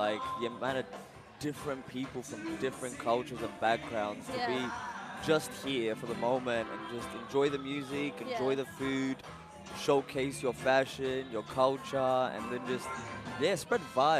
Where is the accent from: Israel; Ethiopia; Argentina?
Ethiopia; Addis Ababa; now in Melbourne, Australia; I am from Ethiopia, Addis Ababa. I came here to Australia at 2013. Mm-hmm. And yeah, most of my life I grew up in Ethiopia. Beautiful place and I love it.